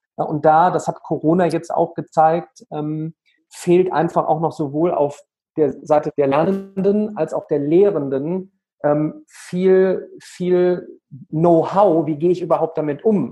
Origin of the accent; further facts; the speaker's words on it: Remscheid, North Rhine-Westphalia, Germany; in der wunderschönen Stadt Remscheid, ja, ähm, Bergische Städtedreieck, Remscheid, Solingen, Wuppertal, aufgewachsen, ähm, immer noch äh, wohnhaft